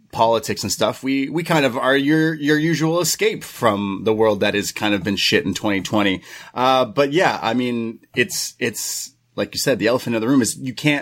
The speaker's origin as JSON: {"language": "English", "country": "Canada", "said": "as a Canadian"}